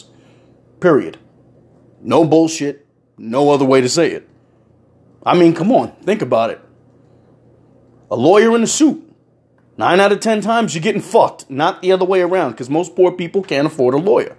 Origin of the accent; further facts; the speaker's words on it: United States; me being who I am as an American